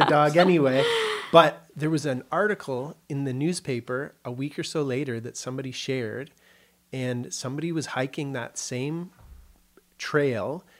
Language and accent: English; Kitchener, Ontario, Canada; moved away as an adult; also born or lived in Vancouver; I was born in Kitchener, Ontario, Canada, which is near Toronto, about an hour west of Toronto